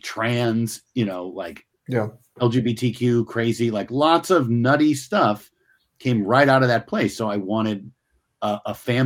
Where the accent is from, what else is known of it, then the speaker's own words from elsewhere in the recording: United States; because one, I'm an American and New York is a city in my country.